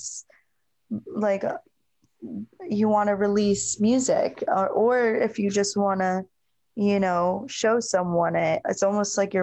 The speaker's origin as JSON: {"language": "English", "region": "Northern Virginia", "country": "United States", "tie": "born or raised there", "also_born_or_lived": "Arizona", "moved": "as an adult", "lives_now": "Nashville, United States", "said": "I'm from Northern Virginia"}